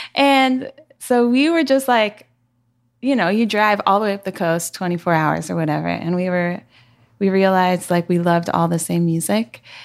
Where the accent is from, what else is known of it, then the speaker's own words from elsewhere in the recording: Seattle, Washington, United States; moved away; I'm from Seattle